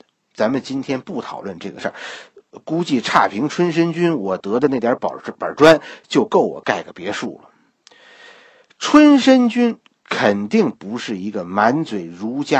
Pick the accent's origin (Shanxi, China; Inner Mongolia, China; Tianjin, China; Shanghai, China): Shanghai, China; 俺俩两家都讲上海话，好不啦？我其实也算是上海人